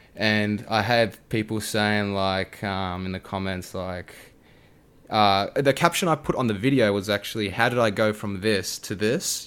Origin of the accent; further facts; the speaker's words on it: Australia; being an Aussie creator